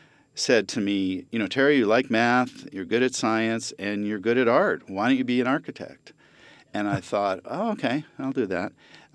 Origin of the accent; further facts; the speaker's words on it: Japan; born there; I was born in Japan, and then we moved a lot in my life. And then I was in Japan for my junior high school years again.